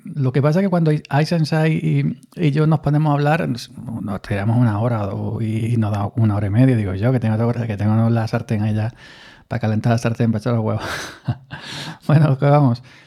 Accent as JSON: {"language": "Spanish", "town": "Granada", "region": "Andalusia", "country": "Spain", "lives_now": "Córdoba, Spain", "said": "yo soy de Granada, aunque resido en Córdoba, los dos somos andaluces"}